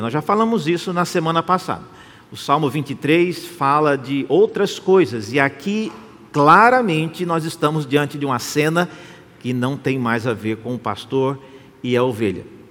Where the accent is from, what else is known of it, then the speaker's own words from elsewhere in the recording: Brazil; Nós que somos brasileiros